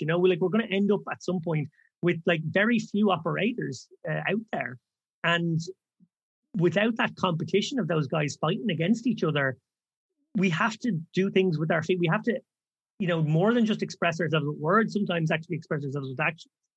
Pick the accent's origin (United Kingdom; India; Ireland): Ireland; we're all Irish lads